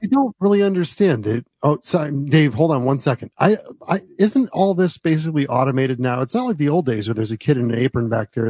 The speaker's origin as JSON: {"language": "English", "country": "United States", "tie": "born or raised there", "also_born_or_lived": "New Jersey", "moved": "yes", "said": "where I grew up in New York and New Jersey"}